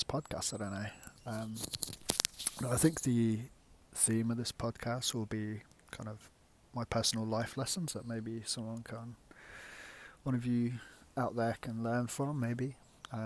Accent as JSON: {"language": "English", "town": "Leicester", "region": "East Midlands", "country": "United Kingdom", "also_born_or_lived": "Yorkshire", "moved": "as an adult", "said": "I'm from the Midlands originally, Leicester. You can probably tell by my accent"}